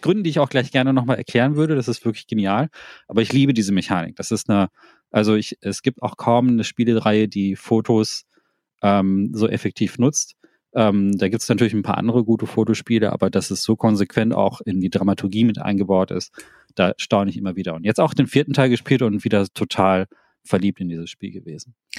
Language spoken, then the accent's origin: German; Thailand; moved away; meinem Heimatland Thailand